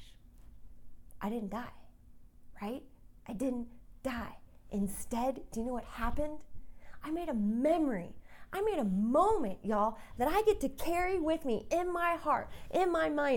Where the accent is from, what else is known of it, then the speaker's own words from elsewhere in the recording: Colorado, United States; I'm from Colorado.